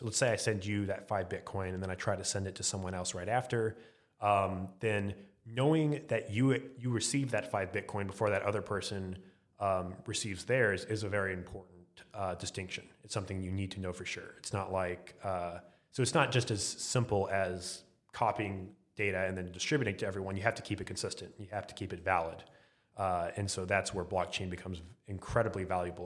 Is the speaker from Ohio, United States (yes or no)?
no; Arlington, Texas, United States; Arlington, Texas